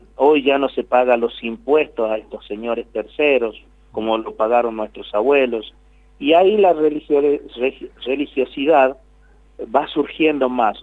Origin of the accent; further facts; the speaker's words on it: Tucumán, Argentina; nosotros somos argentinos